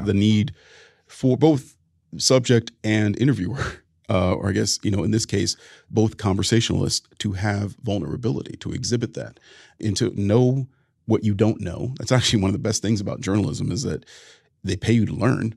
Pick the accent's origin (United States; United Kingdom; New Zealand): United States; Ohio; we were two Ohio boys